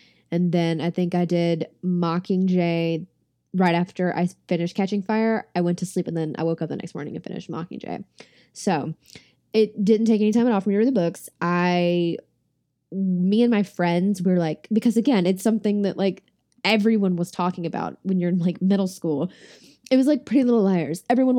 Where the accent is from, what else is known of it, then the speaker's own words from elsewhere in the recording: the South, United States; I'm from the South, so I'm very familiar with this